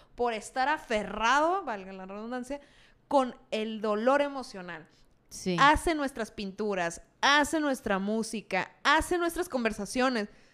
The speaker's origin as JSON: {"language": "Spanish", "country": "Mexico", "said": "nos pasa mucho como mexicanos"}